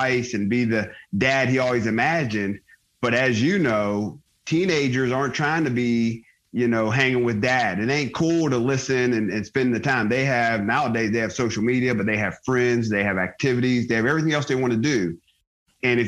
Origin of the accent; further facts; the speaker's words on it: Johnstown, Pennsylvania, United States; moved away as an adult; also born or lived in Pittsburgh, Pennsylvania / Georgia / Germany; I'm a Pennsylvania kid. I was born in Pittsburgh, grew up outside of a town called Johnstown